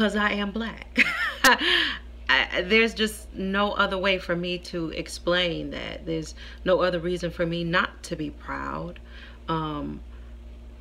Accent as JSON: {"language": "English", "town": "Houston", "region": "Texas", "country": "United States", "tie": "born or raised there", "said": "I'm from Houston. We celebrated Juneteenth since I was a little girl"}